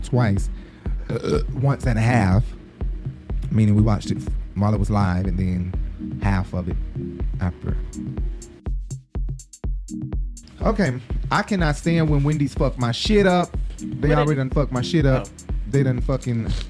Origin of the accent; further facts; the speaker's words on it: Atlanta, Georgia, United States; I'm from Atlanta